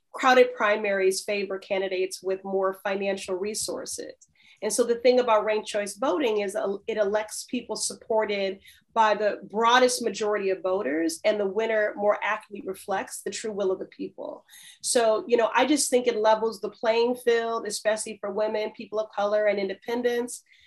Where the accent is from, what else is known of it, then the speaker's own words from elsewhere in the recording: Chicago, Illinois, United States; moved away as an adult; now in Boston, United States; I was raised in Chicago. I lived there 18 years